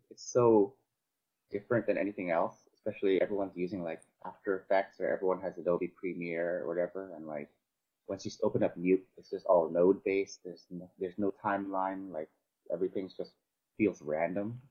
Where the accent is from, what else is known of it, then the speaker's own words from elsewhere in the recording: Vancouver, British Columbia, Canada; also born or lived in Cebu, Philippines; I'm from Canada. I, I grew up in Canada, in um, Vancouver.